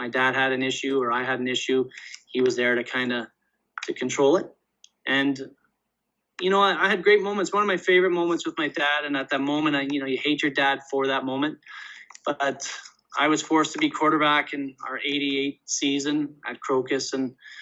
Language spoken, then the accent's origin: English; Canada; I'm from Canada